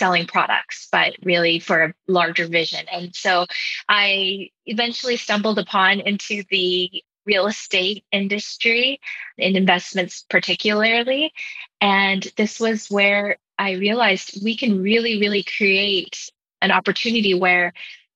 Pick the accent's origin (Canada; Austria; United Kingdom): Canada; Vancouver, British Columbia; now in United States; they each made their way to Hong Kong and eventually to Vancouver, BC in Canada, where they met and married and had my brother and I. So it's been really interesting growing up there